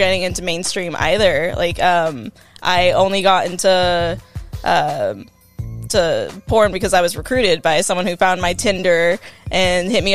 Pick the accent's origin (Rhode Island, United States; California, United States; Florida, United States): California, United States; Southern; also born or lived in Illinois / Washington State; I grew up in Southern California, joined the Air Force so I could travel and see the world